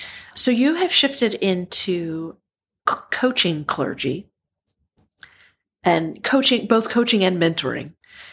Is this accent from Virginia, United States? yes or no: yes; Southwestern Virginia, United States; growing up in Southwestern Virginia